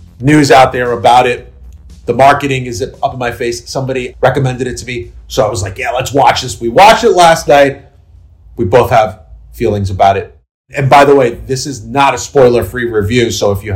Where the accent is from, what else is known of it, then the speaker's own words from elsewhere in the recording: New York City, New York, United States; I grew up in New York City in the 1980s